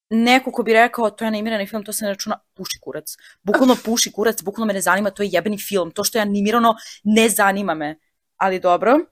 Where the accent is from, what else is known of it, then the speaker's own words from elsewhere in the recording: Serbia; mi kao Srbi